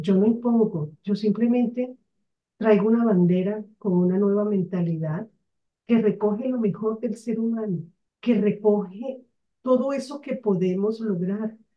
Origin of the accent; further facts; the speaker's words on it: Barranquilla, Atlántico, Colombia; moved away; also born or lived in Bogotá; Yo soy de una ciudad de la costa llamada Barranquilla, que se caracteriza por su carnaval que se caracteriza por la alegría de sus personas. Sin embargo, nací aquí